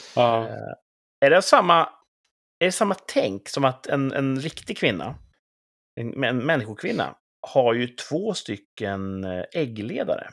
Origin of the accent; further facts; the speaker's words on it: Mälaren Valley region, Mälardalen, Sweden; now in southern Sweden, Sweden; där jag kommer ifrån och där ni sitter då uppe någonstans i Mälardalsregionen